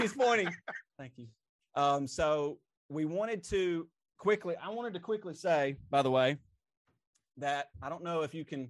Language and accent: English; Asheville, United States; all three of us are from Asheville, including the guy over there. We're all from Asheville.